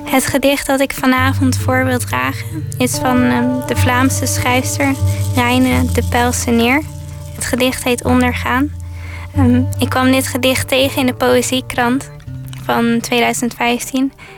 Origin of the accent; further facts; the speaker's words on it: Zeeland, Netherlands; ik zelf uit Zeeland kom en vooral vroeger vaak bij het water en bij de zee tijd doorbracht